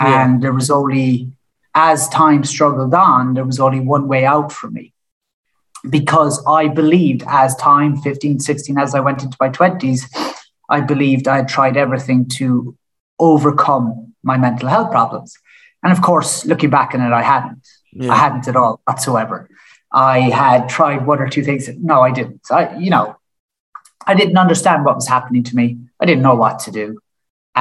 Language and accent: English; Killarney, Munster, Ireland; moved away; I'm from Killarney. Lucky enough to grow up in Killarney